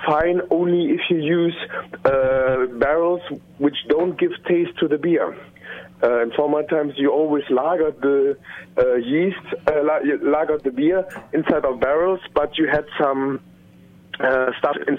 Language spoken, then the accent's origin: English; Germany